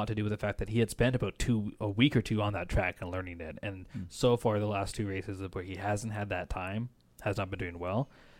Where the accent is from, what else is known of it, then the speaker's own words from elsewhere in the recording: Canada; born there; And as a Canadian, Canadian-born British, this is the Canadian-British team.